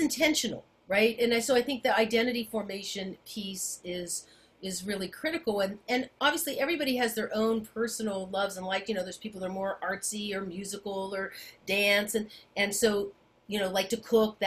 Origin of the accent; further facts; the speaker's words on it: Memphis, Tennessee, United States; I stayed at home to go to Memphis State. I'm from Memphis